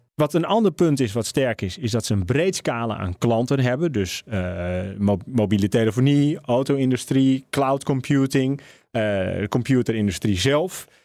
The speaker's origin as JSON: {"language": "Dutch", "country": "Netherlands", "said": "we als Nederlanders"}